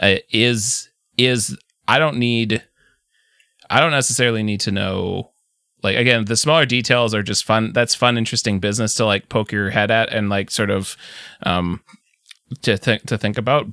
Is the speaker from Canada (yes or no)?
yes; Canada; I'm from Canada